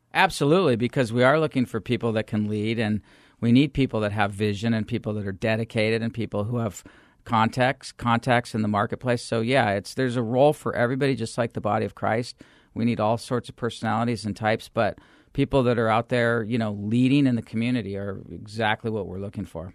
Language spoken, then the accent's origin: English; Phoenix, Arizona, United States; I'm a third generation Phoenician, so there's not a lot of us